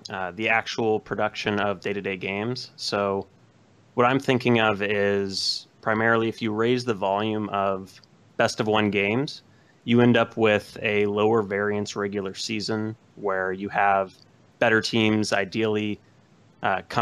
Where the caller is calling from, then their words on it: Modesto, California, United States; Modesto, California.